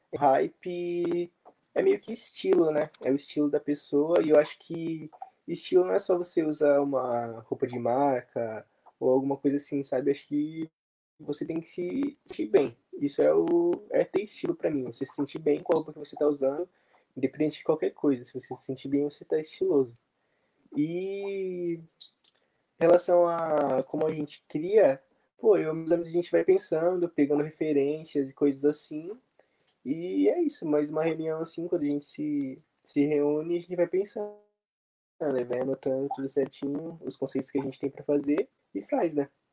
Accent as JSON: {"language": "Portuguese", "town": "São Vicente", "region": "São Paulo", "country": "Brazil", "said": "Eu sou de São Vicente, aqui da cidade náutica"}